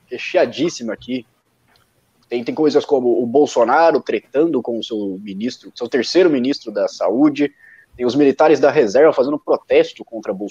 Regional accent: Minas Gerais, Brazil; accent: mineiro; Eu não tenho, eu não tenho tanto sotaque mineiro assim. Eu vim de Minas, mas.

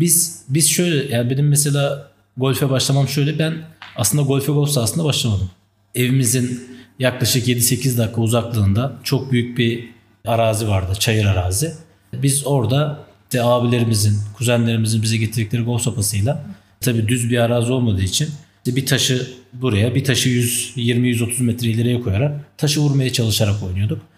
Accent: Istanbul, Turkey; also born or lived in Tunceli; Ben 1990 yılında Tunceli'de doğdum. 95'in başlarında da ailece işte terör dolayısıyla İstanbul'a göç ettik

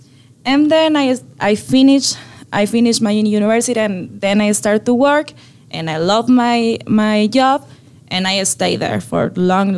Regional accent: Sonora, Mexico; English is a second language; moved away as an adult; also born or lived in Mexicali, Baja California, Mexico; now in Vancouver, Canada; I am from Sonora. It's on the north of the Mexico in the border with U.S., in Arizona.

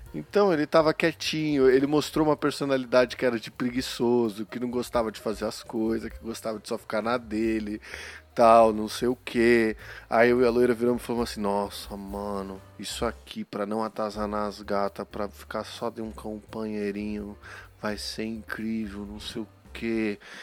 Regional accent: São Paulo, Brazil; eu sou paulista, né, meu? A gente reduz tudo, meu

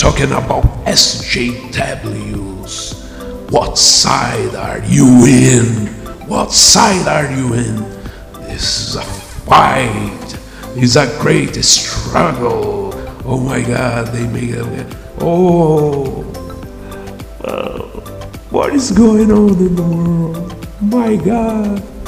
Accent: Brazil; English is a second language; I know I have a crazy accent. I'm an author from Brazil

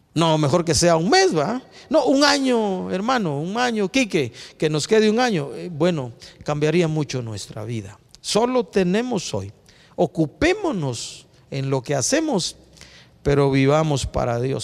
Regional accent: Guatemala; como ciudadanos guatemaltecos

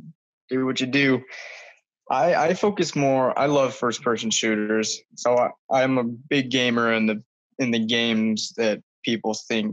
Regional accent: Utah, United States; born and raised in Utah. And just kind of been going to school down in St. George.

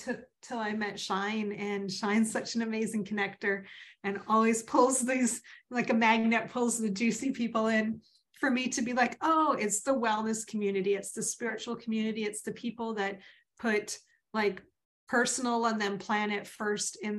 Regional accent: Vancouver, British Columbia, Canada; I grew up in Vancouver. I'm not even a transplant from anywhere.

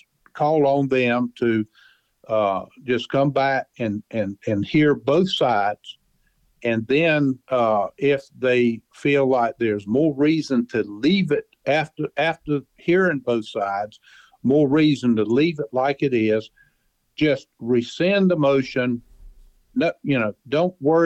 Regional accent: Craven County, North Carolina, United States; I am from Craven County.

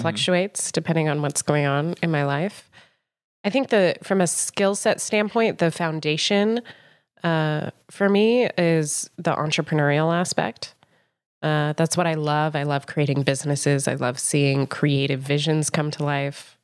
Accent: Boulder, Colorado, United States; moved away as an adult; now in Chicago, United States; I'm originally from Boulder, Colorado, uh, which I'm pretty proud of. So I'm a mountain, mountain girl

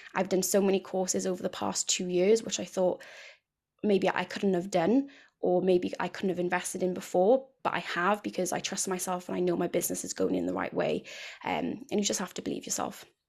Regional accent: near Cardiff, South Wales, United Kingdom; I'm from South Wales, uh, near Cardiff, if you can't already tell by the accent

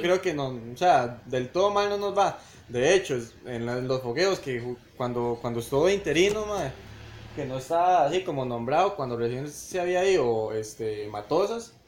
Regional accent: Costa Rica; uno como tico

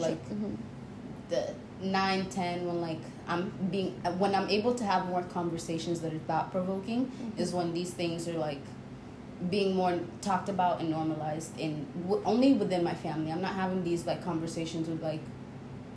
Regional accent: Kenya; I lived in Kenya. So for most of my life, from age newborn to 6 years old, it was just family, friends, and seeing a lot of people who looked like me

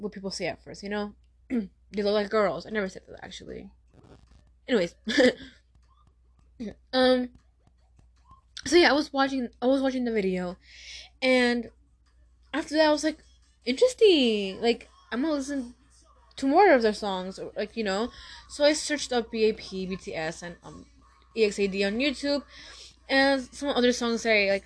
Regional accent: Tucson, Arizona, United States; I am from Tucson, Arizona

